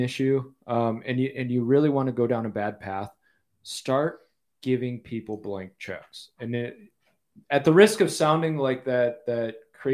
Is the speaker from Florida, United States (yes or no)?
no; Grand Haven, Michigan, United States; I'm from Grand Haven, the west side, just north of Holland. I love Michigan. I miss it, bro.